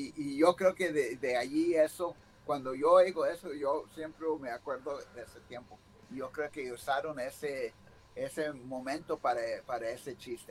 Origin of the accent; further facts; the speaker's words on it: United States; Yo nací aquí en los Estados Unidos, nomás mi, ah, mamá y papá, ah, mi mamá, más mi mamá hablaba puro español